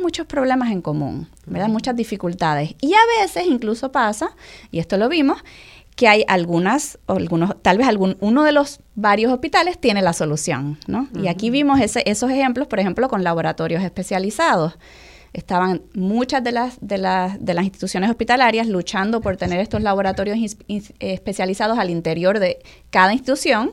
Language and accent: Spanish; Puerto Rico; also born or lived in Mexico; soy muy, muy, muy puertorriqueña, pero a la misma vez, eh, porque aquí, aquí crecí, aquí fueron mis años de formación